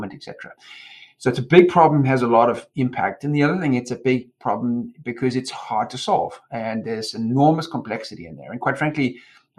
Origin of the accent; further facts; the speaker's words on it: Durban, KwaZulu-Natal, South Africa; moved away; I was born and raised in South Africa and grew up in Durban